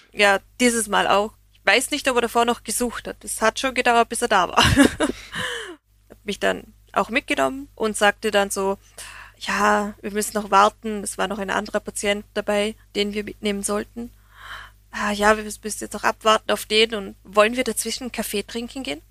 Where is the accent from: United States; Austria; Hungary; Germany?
Austria; Vorarlberg; für mich als Österreicherin